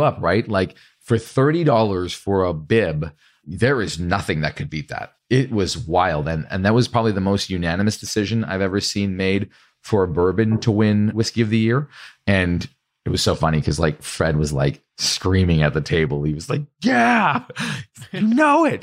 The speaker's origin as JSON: {"language": "English", "country": "Canada", "said": "I'm actually Canadian"}